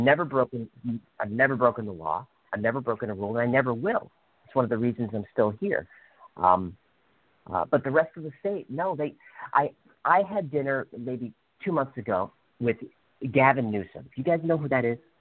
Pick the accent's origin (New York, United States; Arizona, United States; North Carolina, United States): New York, United States; New York City; moved away; I'm from New York City.